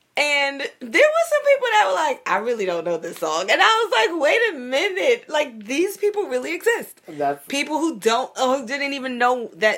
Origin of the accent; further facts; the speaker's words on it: New York City, New York, United States; I grew up in Bed-Stuy, so I went to some black-ass schools.